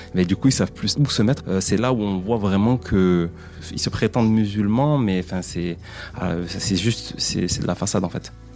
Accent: Mayotte; je suis originaire de Mayotte.

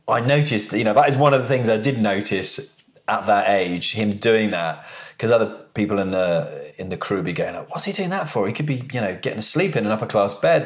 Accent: United Kingdom; also born or lived in High Wycombe, Buckinghamshire / Oakville, Ontario, Canada; moved back to the UK

